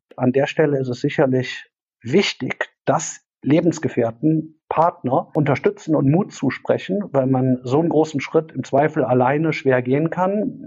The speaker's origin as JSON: {"language": "German", "town": "Cologne", "region": "North Rhine-Westphalia", "country": "Germany", "tie": "born or raised there", "said": "komme aus Köln und äh, auch gebürtig hier aus der Kölner Ecke"}